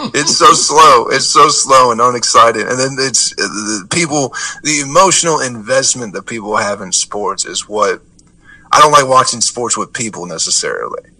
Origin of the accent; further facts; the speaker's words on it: Michigan, United States; now in Atlanta, United States; I'm from Michigan